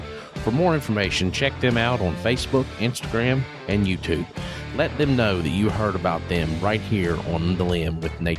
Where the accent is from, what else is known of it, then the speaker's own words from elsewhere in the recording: Cross Lanes, West Virginia, United States; I'm from Cross Lane.